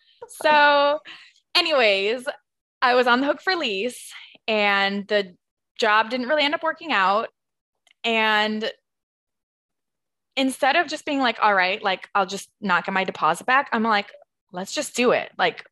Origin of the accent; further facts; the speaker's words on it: Minnesota, United States; also born or lived in California / Rhode Island; I mean, mostly I'm from Minnesota. Like, I consider myself a Minnesota girl, but I was born in California. I moved to Rhode Island.